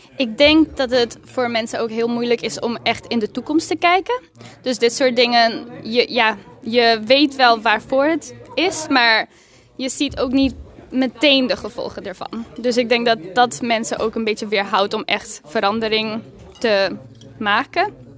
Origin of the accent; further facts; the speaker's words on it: Mexico; first language Spanish; Dutch is a second language; now in Leeuwarden, Netherlands; uit Leeuwarden, maar eigenlijk ben ik in Mexico geboren en opgegroeid.